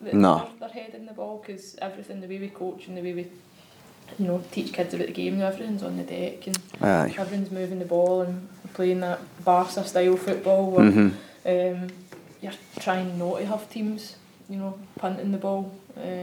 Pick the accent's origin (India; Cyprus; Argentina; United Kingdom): United Kingdom; Glasgow, Scotland; growing up in the East End of Glasgow